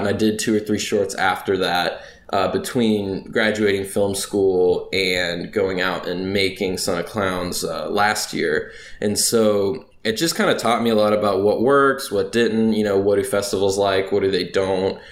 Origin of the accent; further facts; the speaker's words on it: Raleigh, North Carolina, United States; moved away as an adult; now in Louisiana, United States; I'm originally from North Carolina, the Raleigh area to be specific. It's the capital of the state born and raised there, lived there most all my life.